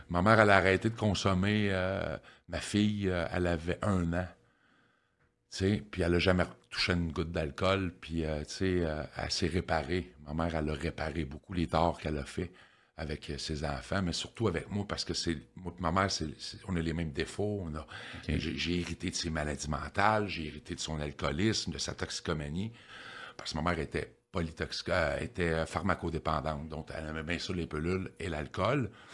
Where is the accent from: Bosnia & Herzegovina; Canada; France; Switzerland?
Canada; Victoriaville, Quebec; moved away as an adult; also born or lived in Sherbrooke; je viens de Victoriaville. Je suis natif de Victo. j'ai resté à Victo jusqu'en 1998.